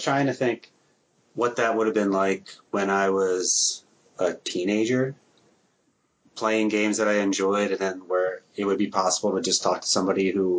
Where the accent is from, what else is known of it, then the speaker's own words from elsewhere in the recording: New Jersey, United States; moved away; I'm from Jersey. We have weird dialects out there. But I've been in the Midwest for so long, I think it's been beaten out of me.